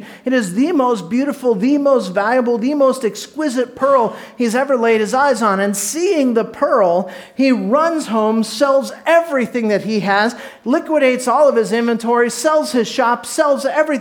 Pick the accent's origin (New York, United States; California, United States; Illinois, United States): California, United States; Orange County, Southern; I was born in Southern California, down by the beach in Orange County